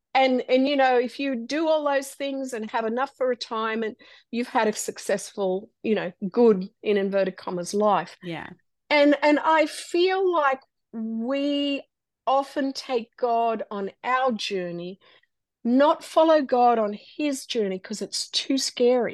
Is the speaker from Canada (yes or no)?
no; Australia; moved away as an adult; now in United States; we are a little Australian family uh, growing up in Australia and disaster happens and a door opens for us to come to America